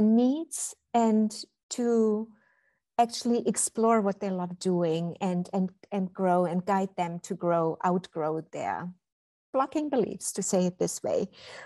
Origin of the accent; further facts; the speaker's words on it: Berlin, Germany; English is a second language; now in Cologne, Germany; I was born and raised in Berlin